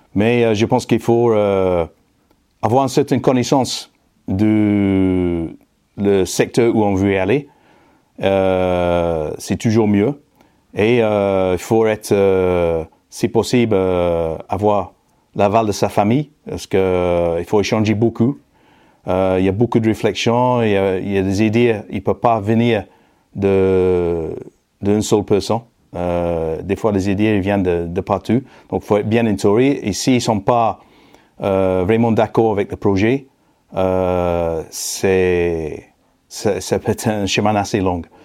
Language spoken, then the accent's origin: French; Manchester, North West England, United Kingdom; French is a second language; moved away as an adult; now in France; anglais d'origine, né à Manchester dans la banlieue sud dans les années 60.